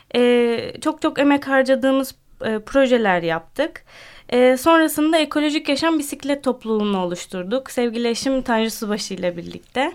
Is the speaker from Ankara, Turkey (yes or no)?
yes; Ankara, Turkey; now in Samsun, Turkey; 28 yaşındayım. Ankara doğumluyum.